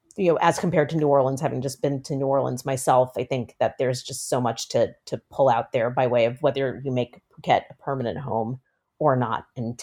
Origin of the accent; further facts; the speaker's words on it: Malaysia; I have spent a good portion of my entire childhood and adult life in Thailand's southern neighboring country of Malaysia, with my mother being Malaysian, my being part Malaysian.